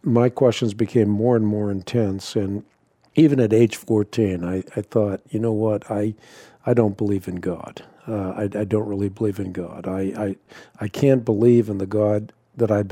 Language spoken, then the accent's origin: English; Netherlands; moved away; I grew up in Holland, or I was born in Holland at least